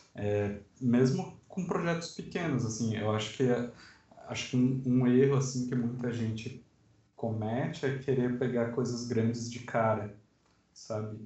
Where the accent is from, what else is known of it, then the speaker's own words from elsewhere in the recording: Sorocaba, São Paulo, Brazil; now in Guarulhos, Brazil; Sou de Sorocaba, mas atualmente moro em Guarulhos